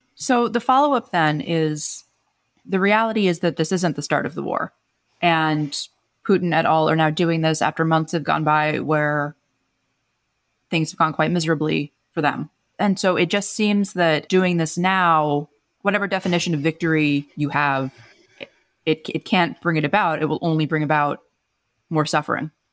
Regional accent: United States; as an American

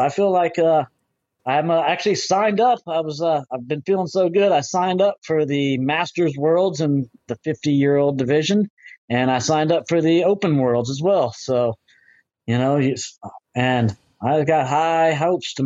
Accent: Florida, United States; I'm actually from Florida, which it's a windy place here

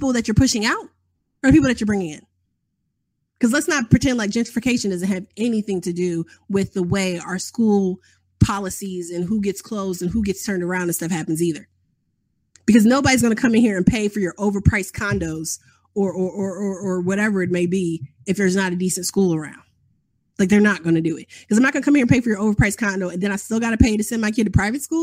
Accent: Chicago, Illinois, United States; now in Atlanta, United States; growing up in Chicago, growing up in 1990s Chicago with gang warfare

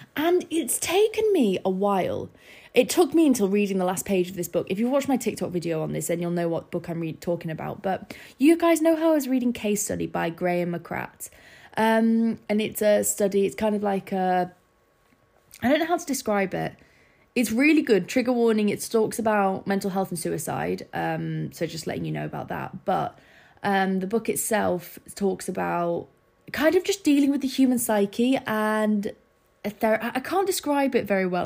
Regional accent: Scarborough, Yorkshire and the Humber, United Kingdom; moved away as an adult; I didn't have a massive friendship group in Scarborough. Like, I didn't really know many people in my hometown

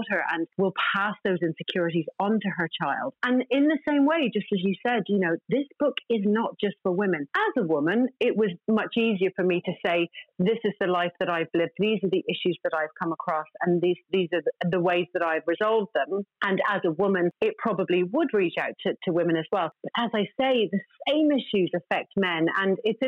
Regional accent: Ireland; I'm Irish.

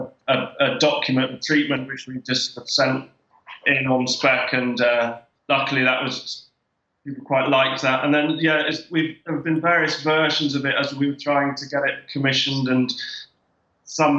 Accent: England, United Kingdom; now in Derry, United Kingdom; as an English person in Derry

